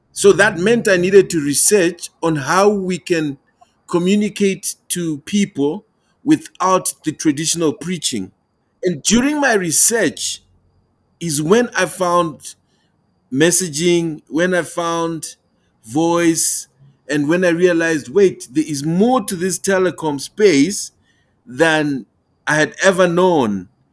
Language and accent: English; Malawi; now in Pretoria, South Africa; I'm joining you from the beautiful country of South Africa, but I'm originally from Malawi.